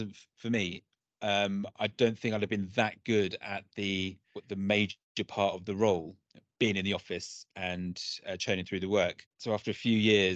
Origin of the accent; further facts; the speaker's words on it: Brentwood, East of England, United Kingdom; I grew up in a town called Brentwood in Essex